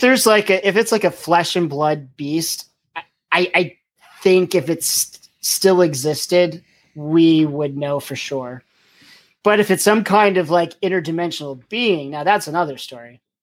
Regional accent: Pennsylvania, United States; now in Virginia, United States; I'm from Pennsylvania and I live in Virginia now

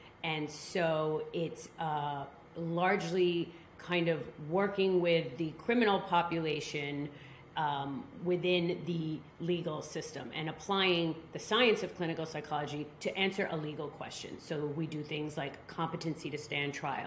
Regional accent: New York, United States; moved away as an adult; now in Miami, United States; I grew up in New York

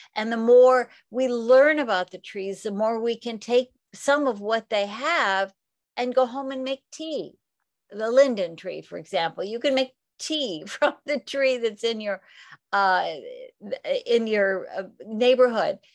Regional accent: the Northwest, Pacific Northwest, United States; now in California, United States; I grew up in the Northwest, so I had a lot of evergreens

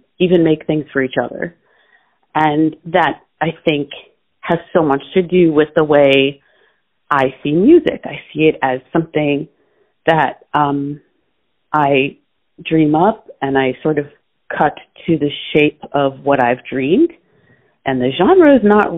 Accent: Florida, United States; moved away as an adult; also born or lived in Massachusetts, United States; now in New York, United States; I was born in New York, uptown, where my parents immigrated and their parents immigrated to New York. Subsequently, I grew up in Florida because of my parents and their careers

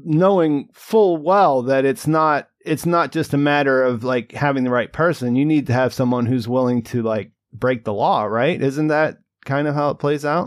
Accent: Rust Belt, United States; moved away; I grew up in the in the Rust Belt

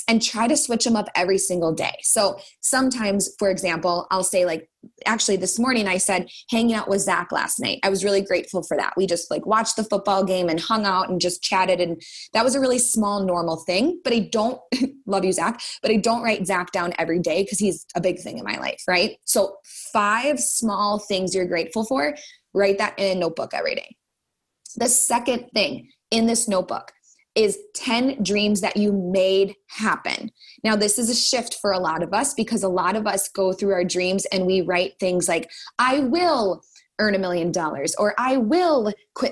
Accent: Minnesota, United States; I'm a Minnesotan

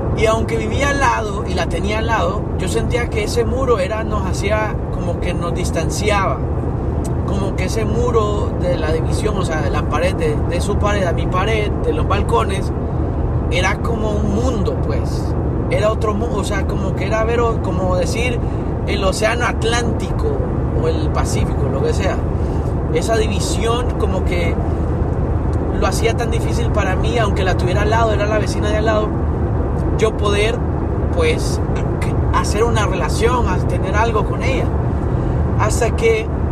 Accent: Tegucigalpa, Francisco Morazán, Honduras; yo que me crié en Tegucigalpa, que es una ciudad que es en el, centro de, esta, de, Honduras

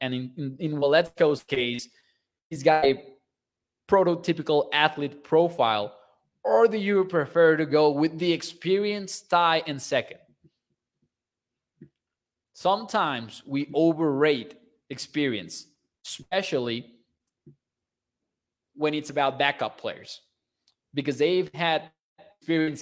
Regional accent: Mexico; I'm from Mexico

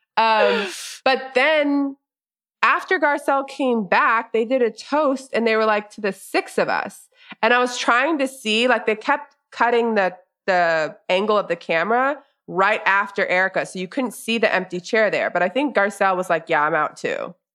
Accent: the South, United States; growing up in the South

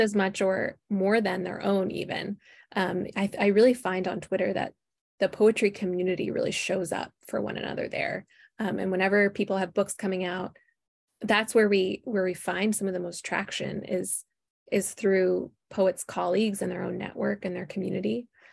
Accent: Minneapolis, Minnesota, United States; moved away as an adult; I am Midwest, born and raised. Uh, I grew up in the Twin Cities here in Minnesota

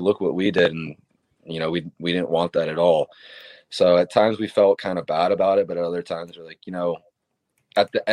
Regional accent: Tampa, Florida, United States; I'm from Tampa. It's my hometown

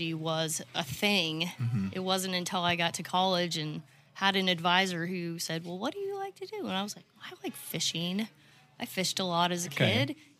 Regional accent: Manhattan, Kansas, United States; moved away as an adult; now in Fayetteville, United States; originally I'm from Kansas

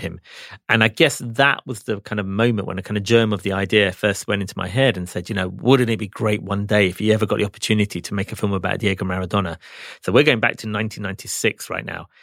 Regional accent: England, United Kingdom; I grew up in England, so I'm a football fan

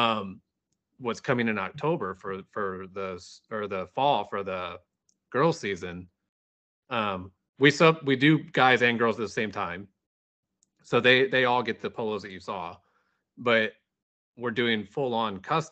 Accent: Wildwood, Missouri, United States; Born and raised in west of St. Louis. So I grew up in West, it's called West County

